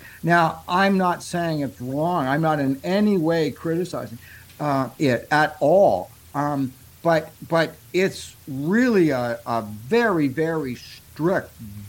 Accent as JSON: {"language": "English", "country": "Canada", "said": "I'm a Canadian"}